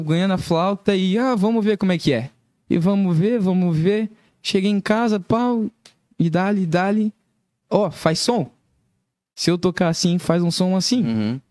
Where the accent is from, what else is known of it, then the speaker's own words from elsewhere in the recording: Curitiba, Paraná, Brazil; also born or lived in Joinville; eu nasci em Joinville e fui morar em Curitiba